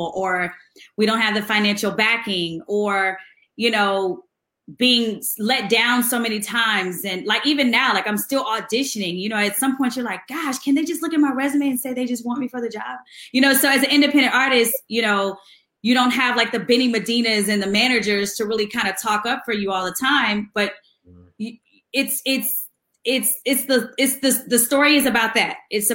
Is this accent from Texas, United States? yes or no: yes; Houston, Texas, United States; Houston, which is my hometown